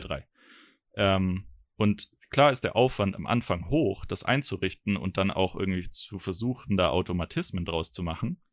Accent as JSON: {"language": "German", "country": "Germany", "said": "als Deutscher"}